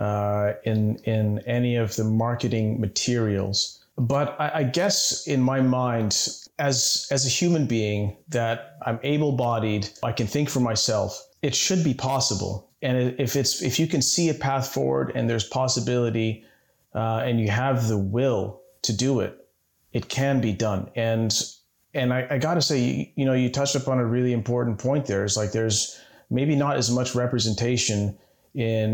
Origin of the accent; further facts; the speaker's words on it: Nairobi, Kenya; growing up in Nairobi